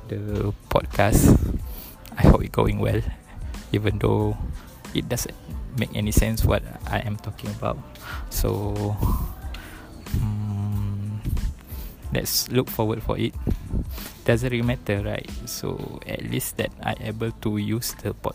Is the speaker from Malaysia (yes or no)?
yes; Bagan Serai, Perak, Malaysia; I'm from Bagan Serai Perak